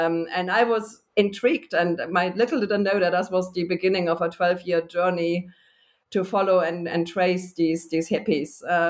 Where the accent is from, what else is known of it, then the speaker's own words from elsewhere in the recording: Germany; also born or lived in United Kingdom; I'm originally from Germany, and actually I have just recently ended up back in Germany, but in between I spent most of my academic career in the United Kingdom